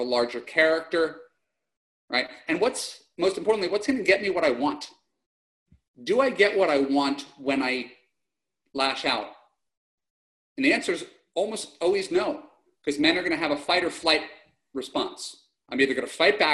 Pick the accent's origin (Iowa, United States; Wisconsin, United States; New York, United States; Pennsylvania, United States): New York, United States; now in Los Angeles, United States; I'm a New Yorker